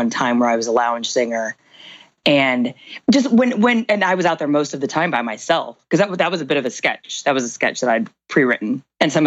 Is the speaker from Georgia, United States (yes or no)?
no; Indiana, United States; moved away as an adult; also born or lived in New York / Chicago; now in Spain; I'm from Indiana originally